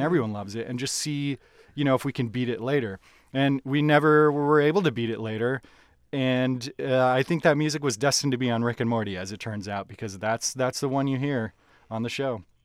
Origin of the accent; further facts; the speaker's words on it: Minnesota, United States; I'm from Minnesota